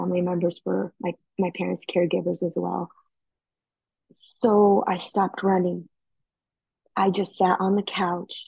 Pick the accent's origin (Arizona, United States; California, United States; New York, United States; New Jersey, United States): Arizona, United States; Heber; now in Chandler, United States; I am originally from Heber, Arizona, now residing in Chandler, Arizona.